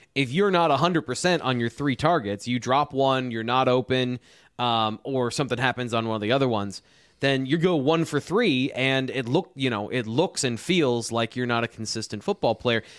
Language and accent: English; just south of Jamestown, New York, Pennsylvania, United States; I grew up just south in Pennsylvania from that area